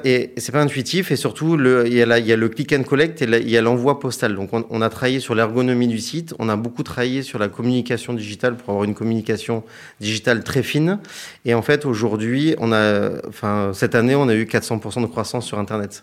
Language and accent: French; Hyères, Provence-Alpes-Côte d'Azur, France; moved away; je suis originaire de Hier dans le Var.